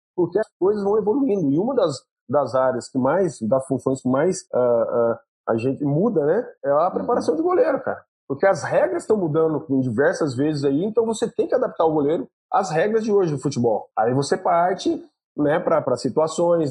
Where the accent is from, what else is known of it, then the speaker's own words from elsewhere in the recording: Pouso Alegre, Minas Gerais, Brazil; minha cidade natal, que é Pouso Alegre, Minas Gerais, eu, quando criança